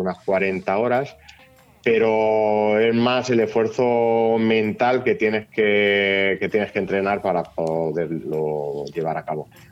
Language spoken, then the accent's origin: Spanish; Castilla-La Mancha, Spain; Yo soy de Gueruela, de un pueblo eh, chiquitín de aquí de la provincia de Albacete